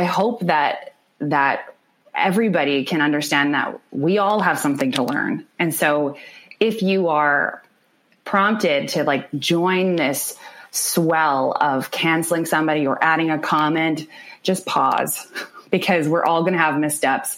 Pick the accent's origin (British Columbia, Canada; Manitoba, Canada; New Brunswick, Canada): Manitoba, Canada; Winnipeg; I grew up in the North End of the city, like in the heart of it.